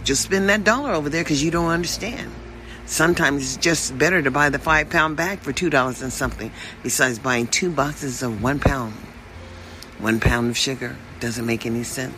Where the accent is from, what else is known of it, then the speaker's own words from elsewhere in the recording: United States; in America where we understand as African American people